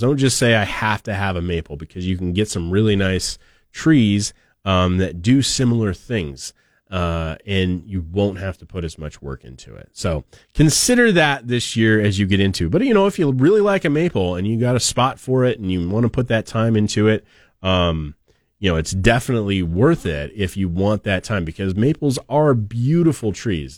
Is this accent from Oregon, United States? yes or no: yes; Oregon, United States; now in Idaho, United States; I have fond memories of maples growing up in Oregon